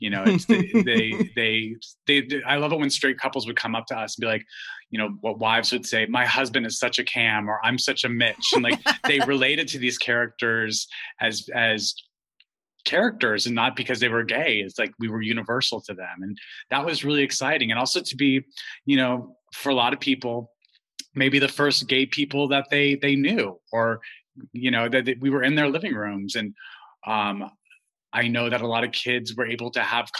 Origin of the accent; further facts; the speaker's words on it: Albuquerque, New Mexico, United States; I grew up gay in Albuquerque, New Mexico